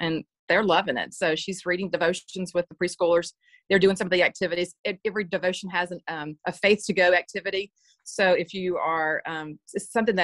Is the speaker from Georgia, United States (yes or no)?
yes; Georgia, United States; I'm from Georgia